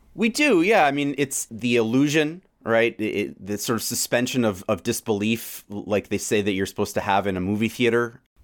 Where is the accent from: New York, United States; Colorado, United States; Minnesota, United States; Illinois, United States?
New York, United States; New York City; moved away as an adult; now in Boston, United States; I still feel like I'm in exile from New York City.